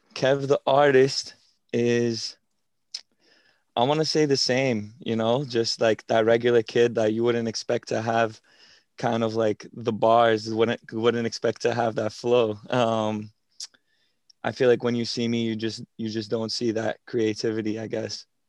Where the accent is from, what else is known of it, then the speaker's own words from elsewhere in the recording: Revere, Massachusetts, United States; your regular twenty-two-year-old from Boston, born and raised in Revere